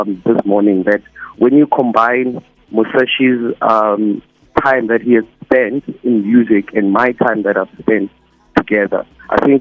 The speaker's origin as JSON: {"language": "English", "town": "Soweto", "region": "Gauteng", "country": "South Africa", "said": "I'm from Soweto, Top Central Extension 3"}